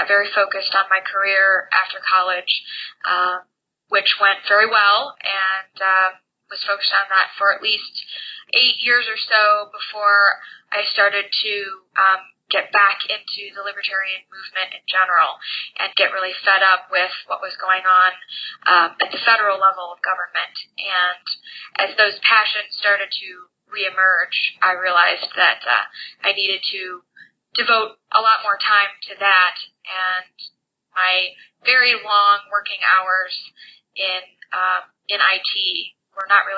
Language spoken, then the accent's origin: English; Lakewood, Ohio, United States; I was born in Lakewood, Ohio. It's a fairly densely populated city bordering Cleveland on the west. And born into a small house with a lot of people in it, four generations. And so I had an interesting childhood growing up